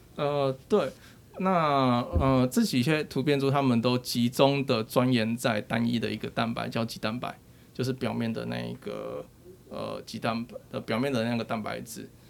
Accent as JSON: {"language": "Chinese", "country": "Taiwan", "said": "我们都是台湾人"}